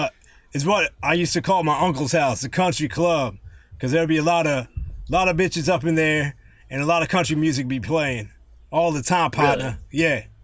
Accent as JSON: {"language": "English", "town": "Yonkers", "region": "New York", "country": "United States", "tie": "born there", "said": "You know, I was born in New York. Yonkers."}